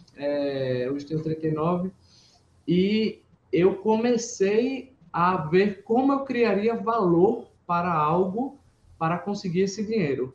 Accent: Pernambuco, Brazil; eu sou pernambucano

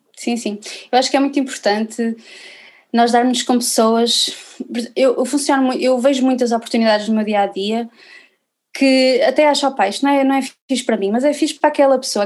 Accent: Viana do Castelo, Norte, Portugal; eu sou aqui de Viana do Castelo

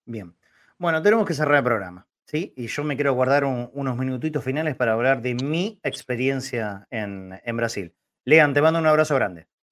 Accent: Argentina; los argentinos

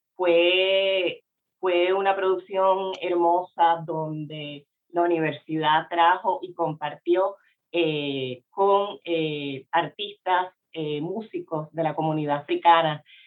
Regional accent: Puerto Rico; yo no era considerada una mujer puertorriqueña

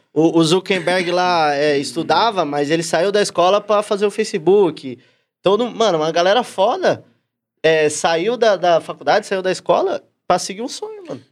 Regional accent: São Paulo, Brazil; eu nasci na mesma quebrada que ele, sou lá do Cangaíba, Zona Leste

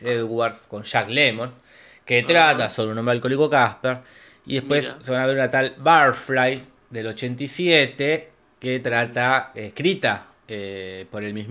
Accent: Villa General Belgrano, Córdoba, Argentina; Si es un lugar de Alemania y si yo soy de Villa General Belgrano, este, les puedo explicarlo, pero bueno.

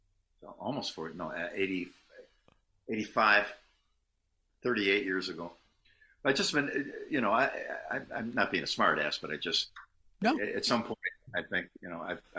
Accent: Buffalo, New York, United States; moved away; Growing up in Buffalo, it was fantastic

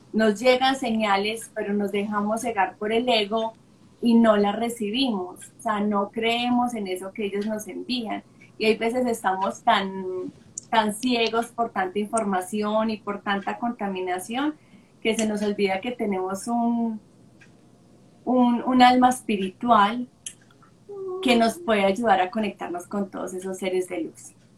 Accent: Sonsón, Antioquia, Colombia; cuando tenía ocho años, cuando vivía en Sonsón con mi familia, porque soy de Sonsón, Antioquia

